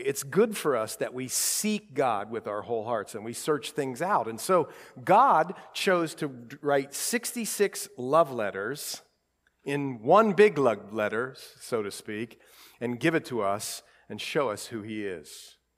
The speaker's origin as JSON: {"language": "English", "town": "Columbus", "region": "Ohio", "country": "United States", "tie": "born or raised there", "said": "We grew up in Columbus"}